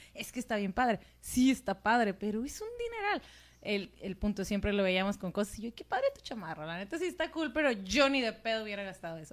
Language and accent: Spanish; Mexico; yo soy mexicana